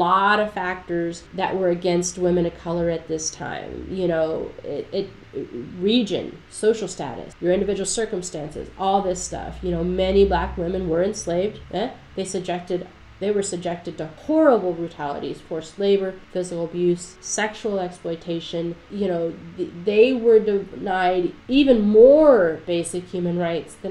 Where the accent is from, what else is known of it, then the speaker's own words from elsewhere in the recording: the South, United States; I'm from the South